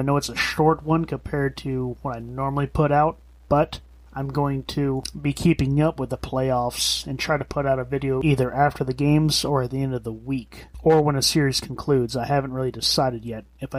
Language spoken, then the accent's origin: English; Florida, United States; I am from Florida. I do live around here still.